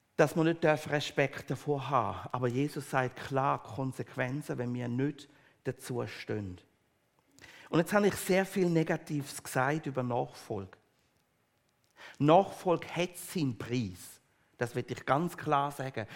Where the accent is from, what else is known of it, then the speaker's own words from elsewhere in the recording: Switzerland; wir als Schweizer